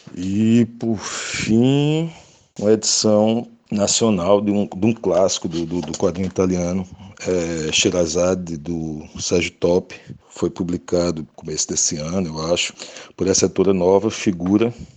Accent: sertão of Paraíba, Brazil; eu sou do sertão da Paraíba, né? Então eu, eu, eu li muitos cordéis que, que, sempre tinha lá na casa do, do meu avô

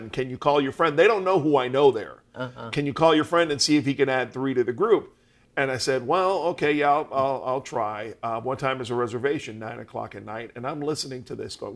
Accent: Miami, Florida, United States; I tell people I'm Cuban because I was raised in Miami with my Cuban family. … he was Cuban. My mom, Iris, is Puerto Rican.

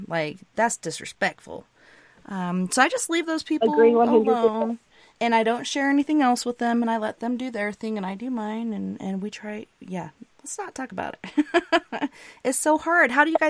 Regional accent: Arkansas, United States; also born or lived in Tennessee / North Carolina / South Carolina / Florida; you know, I'm originally from Arkansas, and I've lived in Tennessee, North Carolina, South Carolina, Florida.

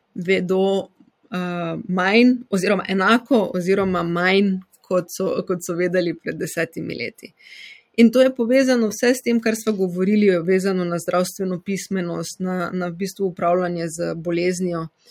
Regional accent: Styria, Slovenia; accent: Styrian; moved away as an adult; also born or lived in Vienna, Austria; now in Oslo, Norway; Kot slišite, sem Štajerka

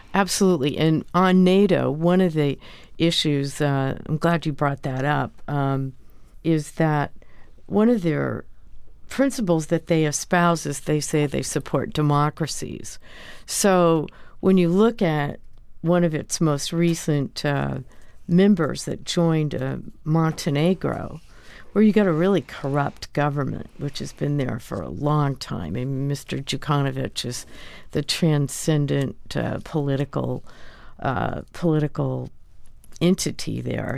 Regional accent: United States; as an American

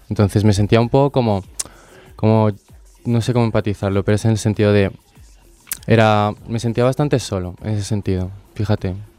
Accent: Bolivia; now in Spain; tengo 20 años recién cumplidos y vengo de Bolivia.

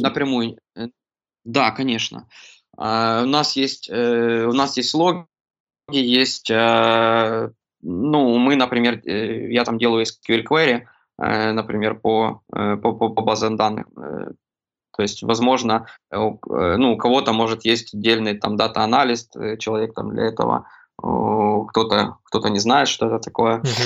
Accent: Kremenchuk, Poltava Oblast, Ukraine; я родом из Кременчуга, Полтавской области

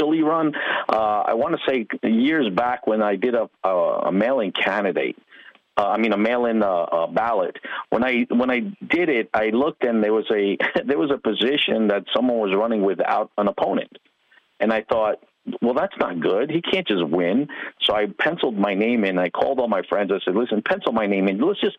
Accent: Long Island, New York, United States; moved away as an adult; now in Florida, United States; I am from New York. I grew up in New York, out in Long Island.

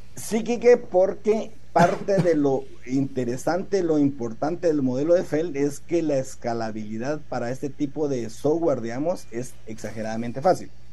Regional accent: Guatemala; nosotros mismos como guatemaltecos

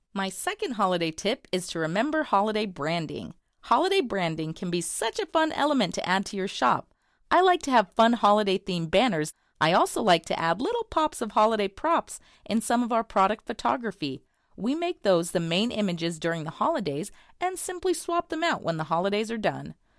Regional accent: Bentonville, Arkansas, United States; I'm from Bentonville, Arkansas

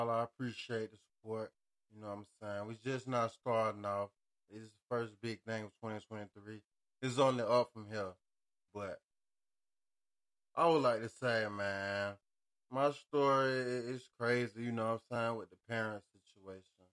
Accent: Montgomery, Alabama, United States; moved away; I say I'm from Montgomery.

